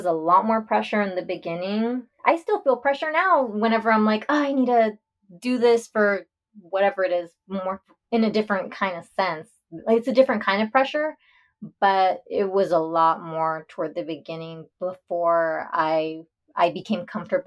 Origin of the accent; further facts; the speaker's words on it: Texas, United States; I'm from Texas. And so here, especially growing up around a small town